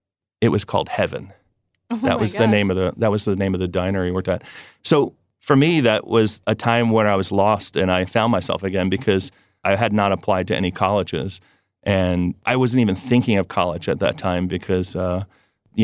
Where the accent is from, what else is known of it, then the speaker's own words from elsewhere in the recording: New Jersey, United States; I grew up in New Jersey and I was in, let's just say, the rougher part of New Jersey.